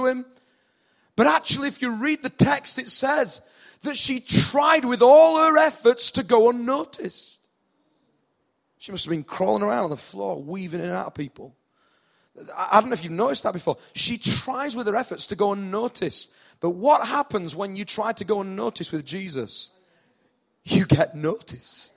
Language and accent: English; United Kingdom; accent: northern; In my northern accent